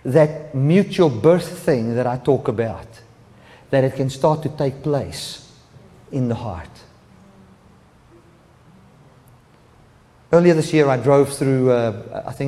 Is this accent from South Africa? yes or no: yes; South Africa; moved away; South Africa, we are not very much worried about political correctness